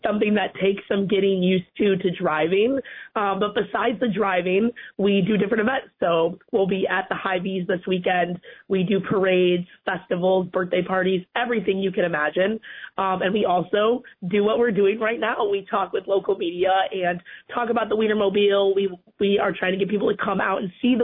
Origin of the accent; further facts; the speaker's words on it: Chicago, Illinois, United States; moved away; also born or lived in Columbia, Missouri; I'm from Chicago originally